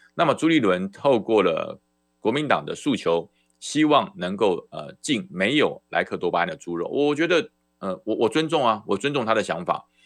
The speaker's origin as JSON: {"language": "Chinese", "country": "Taiwan", "said": "那才是我的家，台澎金马，那才是我的家"}